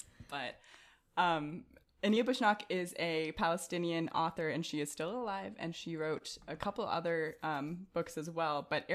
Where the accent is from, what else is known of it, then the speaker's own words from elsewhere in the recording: Morocco; born there; I'm half Moroccan and I was born in Morocco, right, guys?